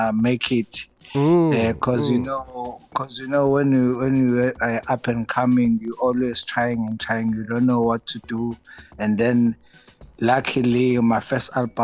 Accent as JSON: {"language": "English", "town": "Pinetown", "region": "KwaZulu-Natal", "country": "South Africa", "tie": "born or raised there", "also_born_or_lived": "Durban", "said": "I was born in Pinetown, KZN"}